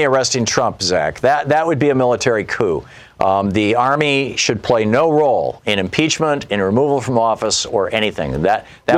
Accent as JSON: {"language": "English", "town": "Lansing", "region": "Michigan", "country": "United States", "tie": "born or raised there", "said": "I grew up in, in Lansing, Michigan"}